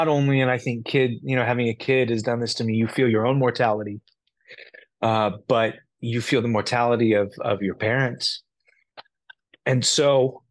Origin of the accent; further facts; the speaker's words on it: Los Angeles, California, United States; Growing up in Los Angeles, you learn Central American Mexican Spanish